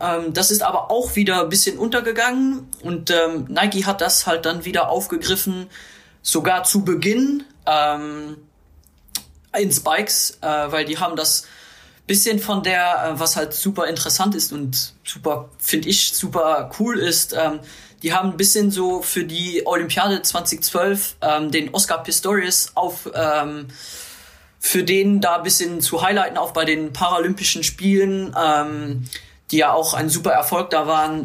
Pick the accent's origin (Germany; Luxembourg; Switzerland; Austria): Luxembourg; natürlich als Luxemburger